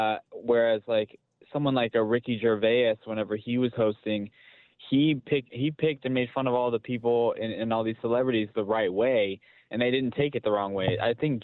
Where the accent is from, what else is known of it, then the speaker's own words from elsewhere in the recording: Philippines; And I'm a Filipino.